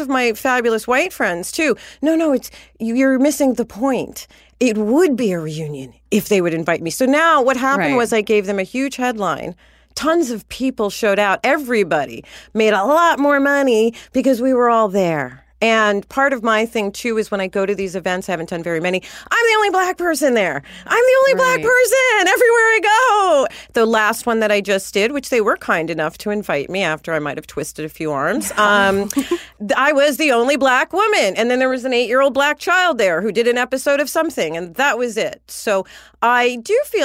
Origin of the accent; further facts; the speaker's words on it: New York, United States; now in Los Angeles, United States; I'm from New York, but I live here